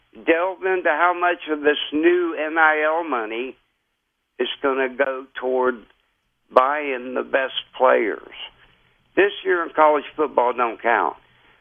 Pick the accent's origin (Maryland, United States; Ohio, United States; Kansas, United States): Ohio, United States; I'm from Ohio